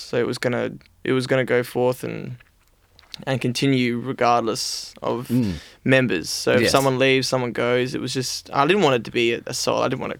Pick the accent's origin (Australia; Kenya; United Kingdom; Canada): Australia; Adelaide, South Australia; now in Melbourne, Australia; I moved to Melbourne from Adelaide to do one thing, which was play music.